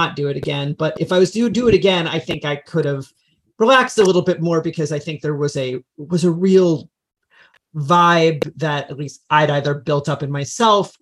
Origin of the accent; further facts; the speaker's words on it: Freehold, New Jersey, United States; moved away as an adult; now in Los Angeles, United States; I'm from New Jersey. I'm from Central New Jersey, Freehold, New Jersey.